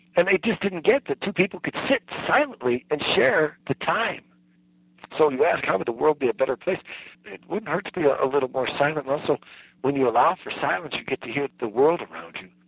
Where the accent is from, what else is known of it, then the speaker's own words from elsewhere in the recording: Midwest, United States; I was raised in the Midwest